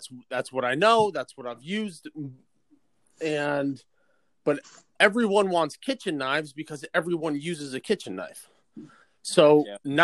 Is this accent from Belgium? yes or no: no; South Salem, New York, United States; I'm from South Salem, New York, just about an hour north of New York City